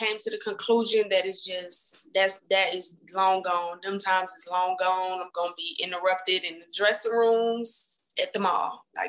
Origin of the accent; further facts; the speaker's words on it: Atlanta, Georgia, United States; Home. Blessed to be home. Where's home? Atlanta.